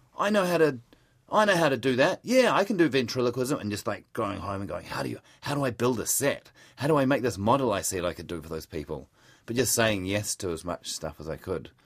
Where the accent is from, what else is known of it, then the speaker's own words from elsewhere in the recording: Palmerston North, Manawatū-Whanganui, New Zealand; moved away as an adult; also born or lived in Melbourne, Australia; I was born just outside of Palmerston North